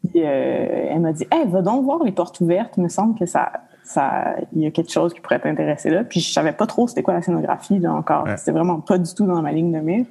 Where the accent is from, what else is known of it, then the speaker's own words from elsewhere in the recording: Montreal, Quebec, Canada; also born or lived in Mont-Laurier; j'ai perdu ma mère tôt, à l'âge de 3 ans. Fait qu'on a déménagé à Montréal. Puis, euh, je me suis retrouvée dans le Myland, dans une école alternative